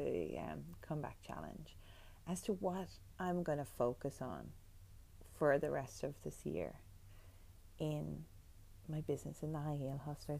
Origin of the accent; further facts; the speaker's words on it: Ireland; moved away as an adult; also born or lived in New York; now in Australia; being Irish, you know, you're one of many, many, many Irish people who live in New York and work in bars